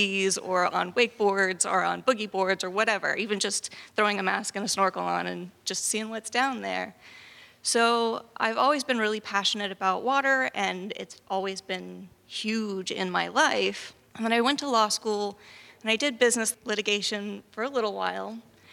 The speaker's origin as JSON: {"language": "English", "town": "Jacksonville", "region": "Florida", "country": "United States", "tie": "born or raised there", "moved": "as an adult", "lives_now": "Tampa, United States", "said": "I am Florida born and raised, originally from the Jacksonville area, but I've got deep Tampa roots and I've been in Tampa since 2003 or four"}